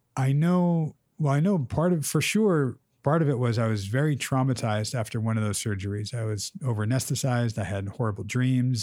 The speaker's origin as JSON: {"language": "English", "region": "Southern California", "country": "United States", "tie": "born or raised there", "said": "growing up in Southern California."}